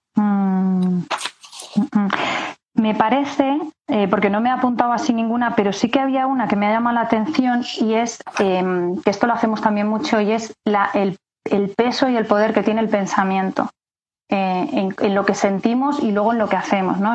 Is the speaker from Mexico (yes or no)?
no; Castilla-La Mancha, Spain; moved away as an adult; also born or lived in Madrid; como me tuve que venir a Madrid a estudiar, porque yo soy de Castilla-La Mancha